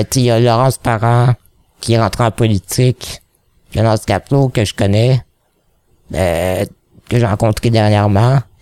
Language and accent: French; Quebec, Canada; accent: Québécois; j'ai un accent québécois quand je parle en anglais